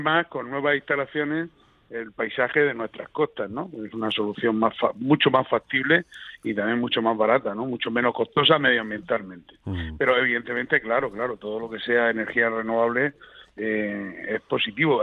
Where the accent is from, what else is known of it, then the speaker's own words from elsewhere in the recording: Region of Murcia, Spain; como murciano